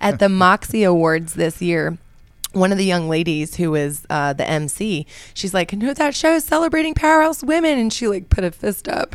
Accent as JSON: {"language": "English", "town": "Brooks", "region": "Georgia", "country": "United States", "tie": "born or raised there", "also_born_or_lived": "Albuquerque, New Mexico", "said": "I moved to Brooks, Georgia, which is very near Peachtree City, which is also known as the Golf Cart community, and that's where I grew up."}